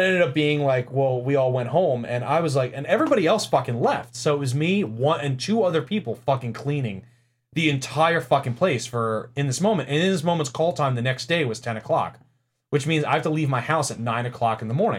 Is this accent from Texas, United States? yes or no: no; New York City, New York, United States; moved away; I'm from New York City slash Long Island